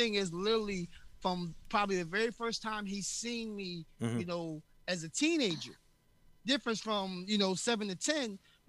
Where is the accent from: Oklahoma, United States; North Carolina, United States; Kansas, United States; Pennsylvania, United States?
Pennsylvania, United States; Philadelphia; And I grew up running around Temple campus so much as a kid.